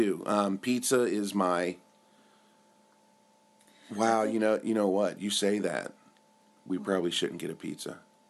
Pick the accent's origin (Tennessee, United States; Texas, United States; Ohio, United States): Ohio, United States; Cincinnati; moved away as an adult; now in Japan; I'm from Cincinnati